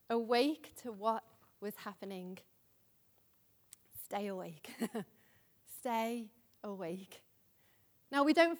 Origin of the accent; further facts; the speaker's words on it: Liverpool, North West England, United Kingdom; you may know I'm from Liverpool, if you haven't been already able to tell. But a number of years ago when I was living in Liverpool